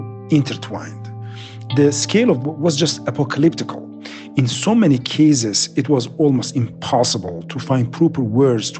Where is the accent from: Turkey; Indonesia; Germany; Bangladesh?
Turkey; Adıyaman; now in Istanbul, Turkey; my hometown, the city that I was born and raised